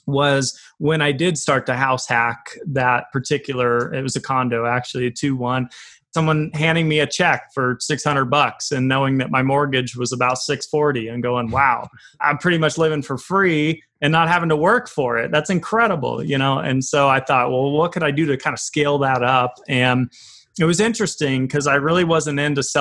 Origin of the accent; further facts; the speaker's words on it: Fort Collins, Colorado, United States; also born or lived in Tulsa, Oklahoma; It started out in Colorado, a town called Fort Collins, about an hour north outside Denver. That's pretty much where I grew up.